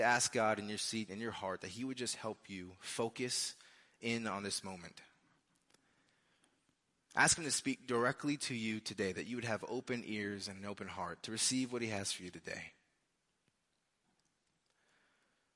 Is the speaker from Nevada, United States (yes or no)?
yes; Las Vegas, Nevada, United States; now in Lee's Summit, United States; I'm from Las Vegas. That's where I was born and raised